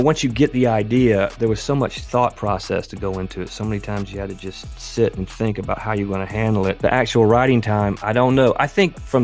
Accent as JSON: {"language": "English", "area": "Kingstree", "region": "South Carolina", "country": "United States", "tie": "born or raised there", "lives_now": "Greenville, United States", "said": "But I'm a native South Carolinian. I grew up in the lower part of the state in a little town called King Street"}